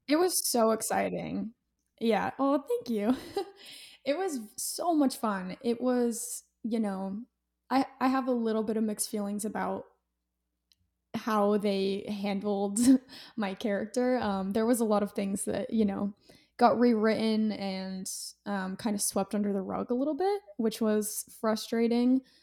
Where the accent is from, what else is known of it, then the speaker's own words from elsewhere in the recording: Utah, United States; I'm from Utah